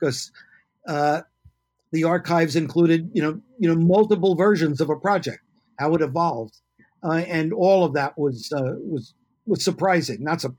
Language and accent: English; New York City, New York, United States; now in Oregon, United States; I grew up in New York City.